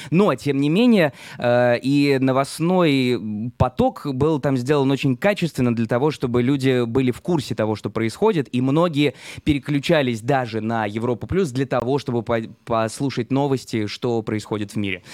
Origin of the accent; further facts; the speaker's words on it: Saint Petersburg, Russia; moved away as an adult; now in Israel; в Санкт-Петербурге, откуда я родом